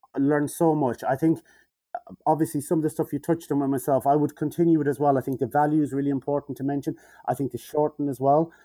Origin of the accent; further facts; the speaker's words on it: Mayo, Connacht, Ireland; accent: nasally Mayo; my nasally Mayo voice